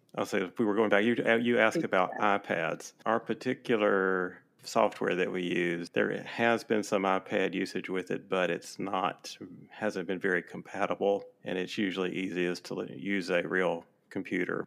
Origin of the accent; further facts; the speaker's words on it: Mississippi, United States; moved away as an adult; now in Alabama, United States; I'm from Mississippi originally.